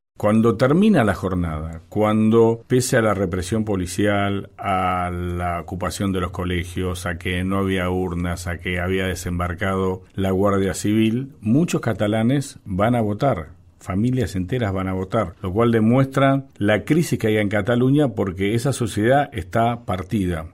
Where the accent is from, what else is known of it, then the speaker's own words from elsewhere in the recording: Argentina; nosotros, los argentinos